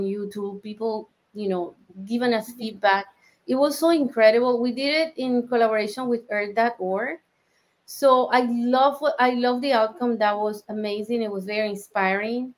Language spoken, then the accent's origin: English; Colombia; moved away; I am originally from Colombia.